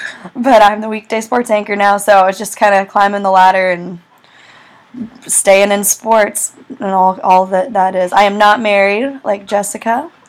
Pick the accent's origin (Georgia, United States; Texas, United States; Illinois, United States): Georgia, United States; I am from Georgia. I grew up in the Southeast.